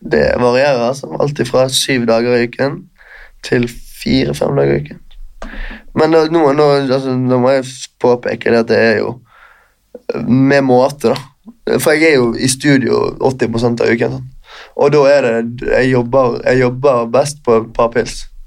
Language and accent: Norwegian; Bergen, Vestland, Norway; moved away as an adult; now in Oslo, Norway; vennskapene jeg har hjemme i Bergen. Jeg har bodd i Oslo i tre år